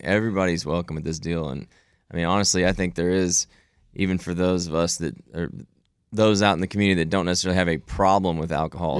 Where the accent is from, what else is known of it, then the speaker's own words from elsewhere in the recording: Houston, Texas, United States; I born and raised in Houston, Texas, to a great family here in the, in the Bel Air area